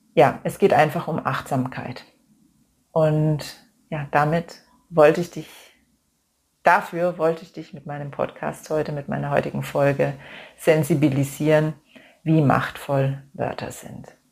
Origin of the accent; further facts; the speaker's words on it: Germany; bei uns in Deutschland